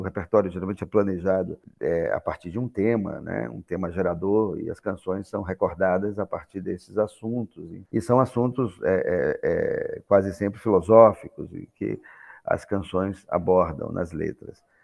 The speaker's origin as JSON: {"language": "Portuguese", "country": "Brazil", "said": "nos pensarmos como brasileiros"}